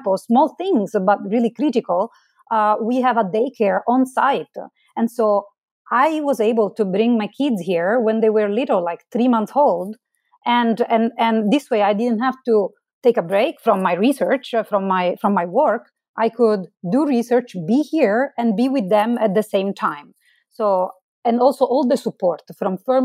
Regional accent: Marsala, Sicily, Italy; moved away as an adult; now in United States; Originally, I'm from Italy. I grew up in Marsala. It's a town in southern Italy. I moved to the United States later on for my PhD

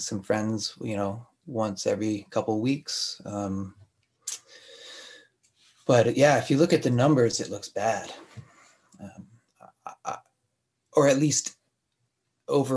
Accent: Rhode Island, United States; now in Montreal, Canada; I grew up in Rhode Island where it's wet.

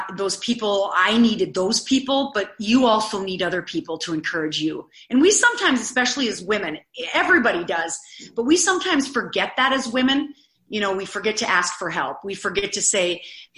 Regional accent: Eureka, South Dakota, United States; I'm from South Dakota.

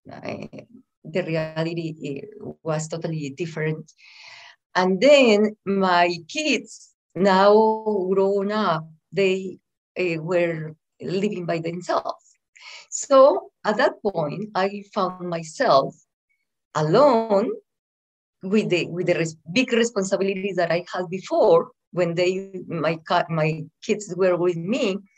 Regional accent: Antioquia, Colombia; English is a second language; moved away as an adult; now in United States; I am from Colombia. Mm-hmm. I was born in a little town very close to the second city of Colombia, which is Medellin.

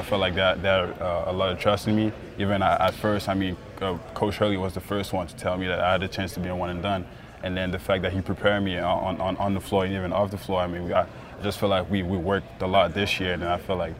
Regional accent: Montreal, Quebec, Canada; I'm from Montreal too

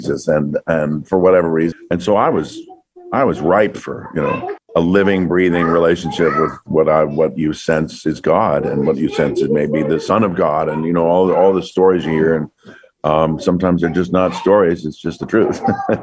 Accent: Florida, United States; I grew up in Florida

